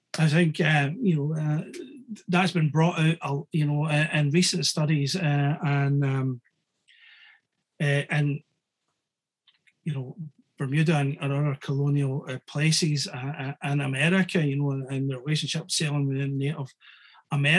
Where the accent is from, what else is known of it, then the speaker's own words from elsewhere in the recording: Scotland, United Kingdom; I'm Scottish